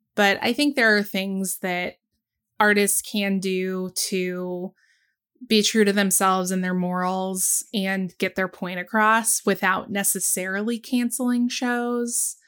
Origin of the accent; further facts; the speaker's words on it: the South, United States; I'm a Southerner